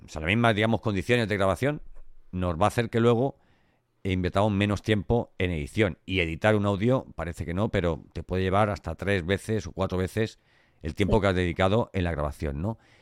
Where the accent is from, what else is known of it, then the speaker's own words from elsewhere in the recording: Elche, Valencian Community, Spain; yo soy de Elche del Cante. Y, los valencianos tenemos eso en la voz.